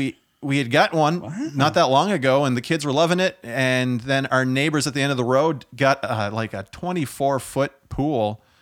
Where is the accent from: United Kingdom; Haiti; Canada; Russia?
Canada; Prince Edward Island; I'm from Prince Edward Island.